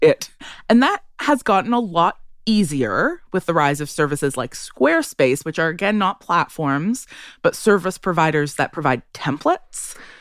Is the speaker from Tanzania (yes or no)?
no; Ottawa, Ontario, Canada; I grew up in Ottawa